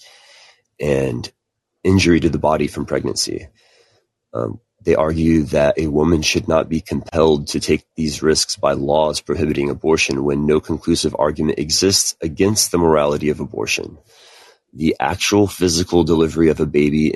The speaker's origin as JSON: {"language": "English", "region": "Texas", "country": "United States", "said": "As a Texan myself"}